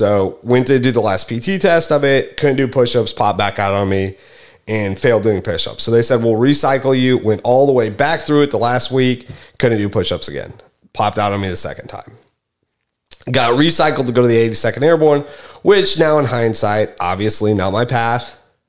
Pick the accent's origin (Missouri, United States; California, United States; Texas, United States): Missouri, United States; Springfield; also born or lived in Rockford / Denver; I, however, am not from North Carolina. I'm originally from Springfield, Missouri.